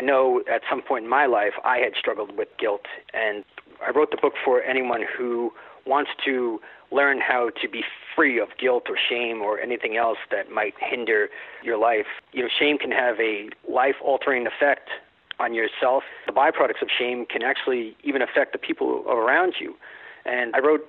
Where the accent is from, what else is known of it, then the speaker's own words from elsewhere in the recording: Long Island, New York, United States; I was born and raised on Long Island.